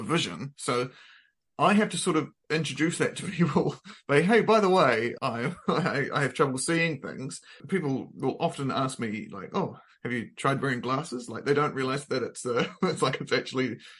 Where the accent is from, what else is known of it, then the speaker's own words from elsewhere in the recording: Christchurch, Canterbury, New Zealand; I'm also from Christchurch, so I'm a fellow South Islander